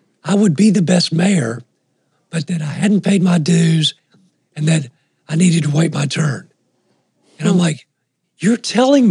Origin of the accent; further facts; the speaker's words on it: Augusta, Georgia, United States; also born or lived in Montreal, Canada; So I was born in Montreal, Canada, moved to Augusta, Georgia when I was 4 years old as a painfully shy kid with a thick Canadian accent